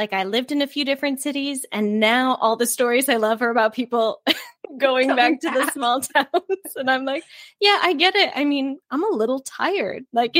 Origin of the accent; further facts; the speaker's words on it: Wisconsin, United States; moved away; I didn't grow up in a small town, but I grew up in Wisconsin. So similarly, it just felt small.